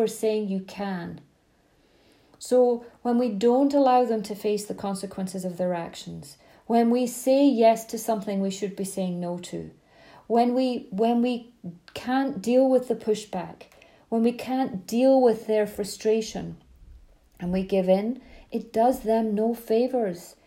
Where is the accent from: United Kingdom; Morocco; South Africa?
United Kingdom; Scotland; I grew up in Scotland, long summer evenings